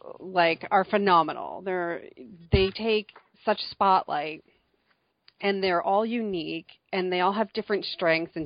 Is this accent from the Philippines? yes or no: no; New Jersey, United States; I'm from New Jersey.